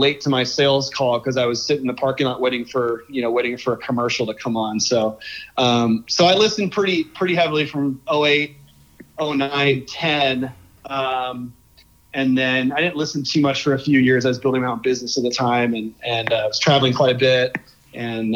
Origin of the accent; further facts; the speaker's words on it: Bay Area, California, United States; moved away as an adult; now in Los Angeles, United States; I grew up in the Bay Area